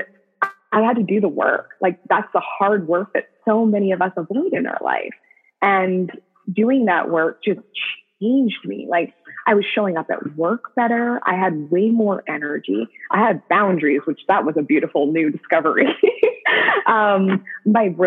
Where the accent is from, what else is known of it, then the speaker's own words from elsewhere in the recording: Canada; I'm from Canada as well.